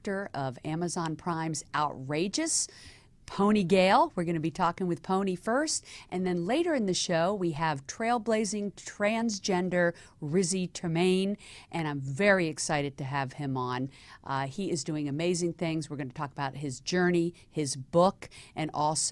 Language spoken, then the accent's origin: English; the South, United States; moved away; I came from the South